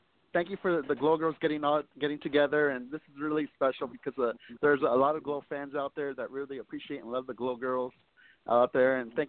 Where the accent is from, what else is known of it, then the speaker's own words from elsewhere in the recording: San Diego, California, United States; I'm from San Diego